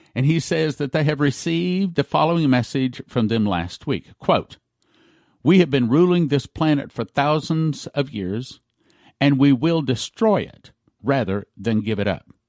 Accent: Texas, United States; as a Texan

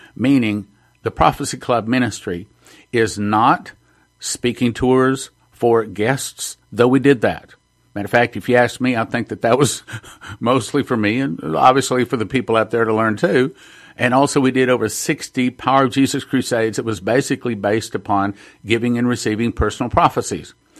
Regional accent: Texas, United States; I'm from Texas

